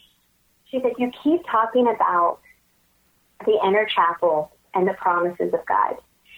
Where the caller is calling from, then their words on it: Baton Rouge, Louisiana, United States; I'm calling from Baton Rouge. I live in Louisiana